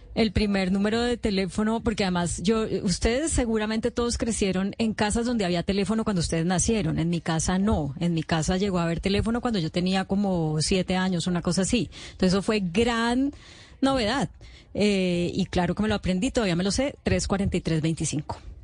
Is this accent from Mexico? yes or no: no; Palmira, Valle del Cauca, Colombia; yo crecí, viviendo en el Valle del Cauca, viviendo en Palmira